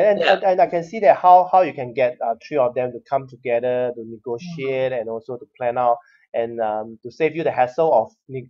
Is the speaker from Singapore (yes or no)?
yes; Singapore; something to be proud as a Singaporean that you represent Singapore to compete with so many countries